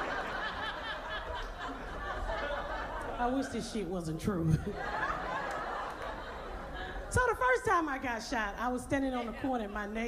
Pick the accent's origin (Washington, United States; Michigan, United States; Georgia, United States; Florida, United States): Georgia, United States; Atlanta; moved away as an adult; also born or lived in Indianapolis; I'm from Atlanta. I grew up in Atlanta. Not the good part, the hood.